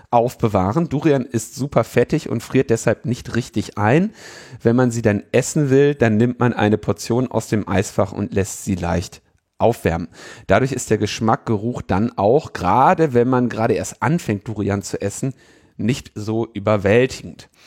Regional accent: Germany

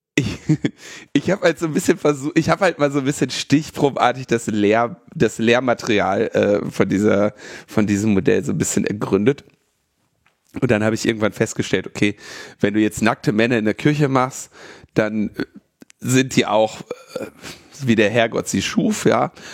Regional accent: Berlin, Germany; Ich bin ja Berliner.

